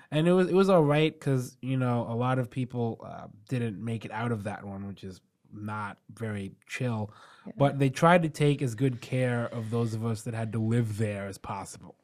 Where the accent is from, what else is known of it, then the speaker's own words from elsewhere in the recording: New York City, New York, United States; being from here